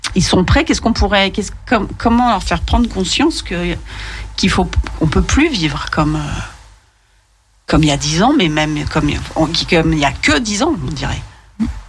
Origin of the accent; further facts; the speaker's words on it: Lyon, Auvergne-Rhône-Alpes, France; quand on est lyonnais